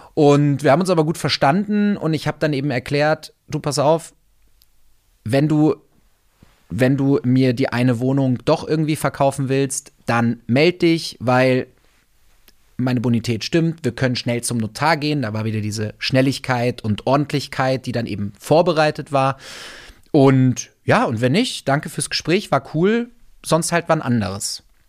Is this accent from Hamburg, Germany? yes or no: no; Wolfsburg, Lower Saxony, Germany; moved away; ich bin auf dem Land aufgewachsen. Ja, ich komme komm aus der aus der Autostadt aus Wolfsburg